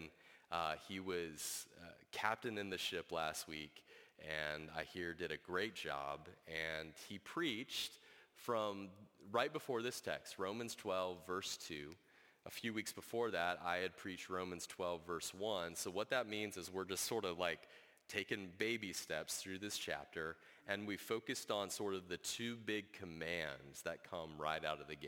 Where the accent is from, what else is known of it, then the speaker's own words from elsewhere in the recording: United States; we as American citizens in the 21st century